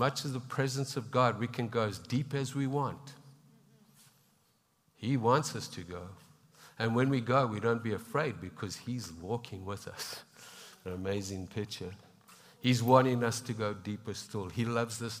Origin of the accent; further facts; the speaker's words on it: South Africa; also born or lived in Zimbabwe; now in Canada; I was born in Zimbabwe and that's been through trials and tribulations, and we have brothers in Christ there that struggle. And then grew up in South Africa too